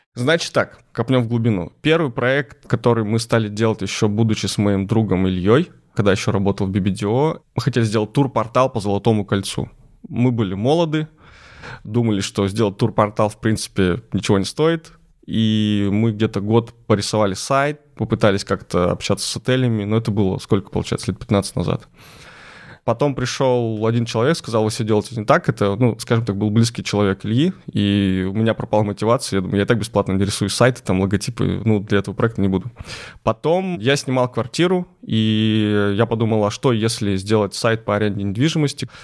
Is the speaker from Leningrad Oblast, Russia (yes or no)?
no; Lysva, Perm Krai, Russia; Лысьва. Это мой родной город, крошечный город э, в Пермской области